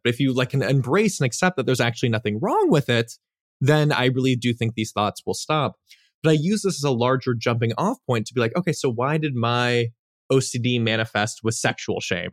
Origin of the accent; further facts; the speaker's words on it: Los Angeles, California, United States; I grew up in the Los Angeles Valley